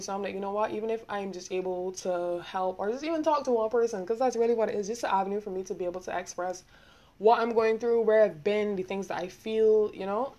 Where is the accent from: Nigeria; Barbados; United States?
Barbados; accent: Bajan; I'm from Barbados